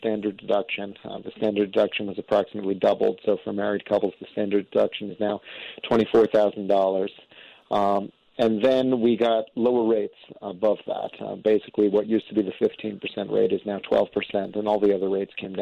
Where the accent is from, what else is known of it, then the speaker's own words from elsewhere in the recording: New York, United States; now in Washington, D.C., United States; I grew up in New York